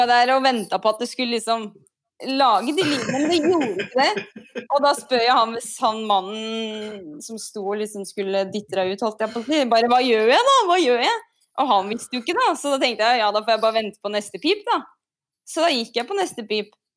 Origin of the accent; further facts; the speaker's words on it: Ytre Enebakk, Akershus, Norway; Jeg er jo fra Ytre Enebakk, så vi hadde noen fast fast vei innover Enebakk